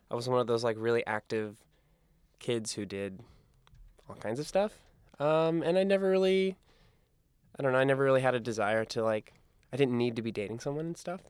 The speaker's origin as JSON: {"language": "English", "region": "Iowa", "country": "United States", "tie": "born or raised there", "also_born_or_lived": "San Diego", "moved": "as an adult", "lives_now": "New York, United States", "said": "I grew up in Iowa"}